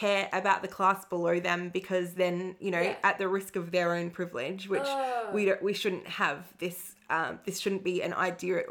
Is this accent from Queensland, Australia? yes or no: no; Moe, Victoria, Australia; I was from Moi